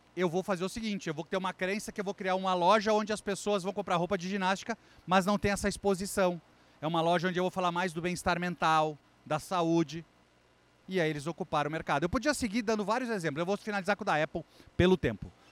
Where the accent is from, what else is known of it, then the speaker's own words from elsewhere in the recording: Brazil; sou brasileiro